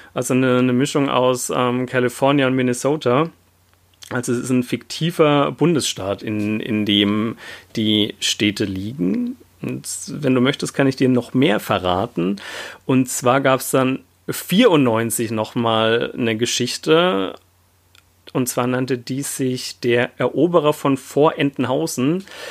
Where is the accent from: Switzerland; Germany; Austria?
Germany; the area near Europa-Park, Baden-Württemberg; ich komme ja aus der Gegend, wo der Europapark nicht weit weg ist